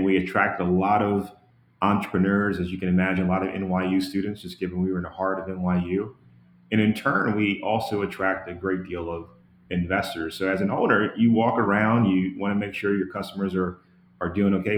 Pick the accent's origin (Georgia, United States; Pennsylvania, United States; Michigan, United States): Georgia, United States; Atlanta; I come from Atlanta, Georgia, a community where, you know, opportunity is in terms of succeeding is rare